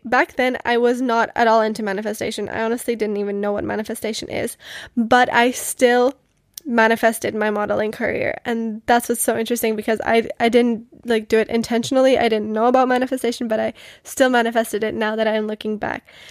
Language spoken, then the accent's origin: English; Most, Ústí nad Labem Region, Czechia; moved away; I come from the Czech Republic and I come from a small city called Most. I spent most of my childhood living with my grandma in Most